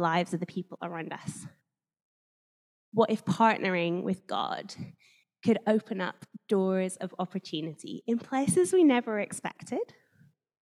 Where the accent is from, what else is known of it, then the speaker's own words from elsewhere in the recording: Northern Ireland, United Kingdom; moved away as an adult; now in Guildford, United Kingdom; I grew up in Northern Ireland, where there are slightly higher number of Christians than most places.